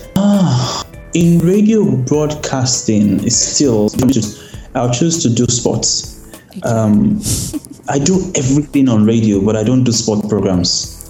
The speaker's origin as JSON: {"language": "English", "region": "Lagos", "country": "Nigeria", "tie": "born or raised there", "also_born_or_lived": "Ogun State / Kwara State", "said": "I was born and brought up in Lagos State"}